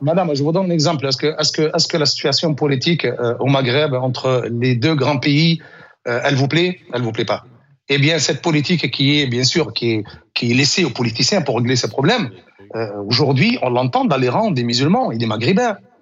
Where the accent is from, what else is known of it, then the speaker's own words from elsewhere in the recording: Tunisia; now in France; La Tunisie, c'est mon pays d'origine. Je l'ai quitté en 1986. ça, fait, ça fait 40 ans que je vis en France